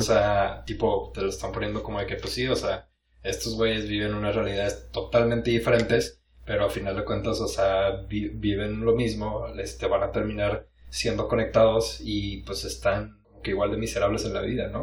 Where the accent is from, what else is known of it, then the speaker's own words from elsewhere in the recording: Mexico; somos, mexicanos